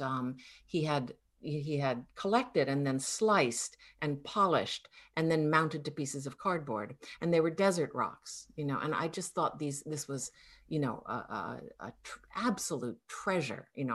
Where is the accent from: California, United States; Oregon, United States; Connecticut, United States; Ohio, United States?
Connecticut, United States; growing up in Connecticut were very exotic